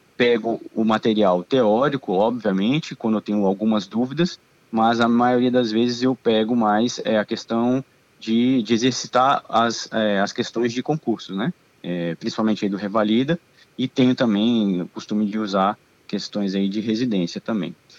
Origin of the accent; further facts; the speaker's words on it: Brasília, Federal District, Brazil; moved away as an adult; also born or lived in Argentina; tenho 36 anos, sou de Brasília.